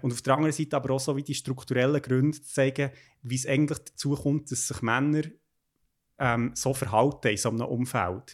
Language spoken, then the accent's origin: German; Bern, Switzerland; moved away; also born or lived in Basel; als Berner